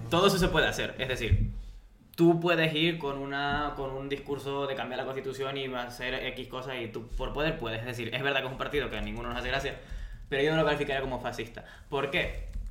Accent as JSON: {"language": "Spanish", "country": "Spain"}